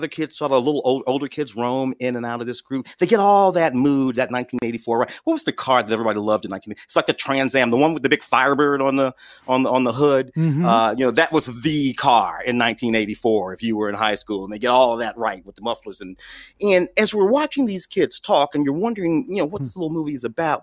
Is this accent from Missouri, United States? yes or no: yes; St. Louis, Missouri, United States; now in Los Angeles, United States; I'm from St. Louis.